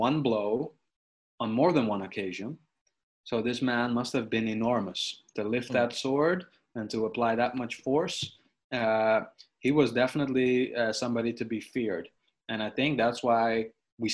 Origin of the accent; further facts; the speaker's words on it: Sneek, Friesland, Netherlands; my hometown of Snake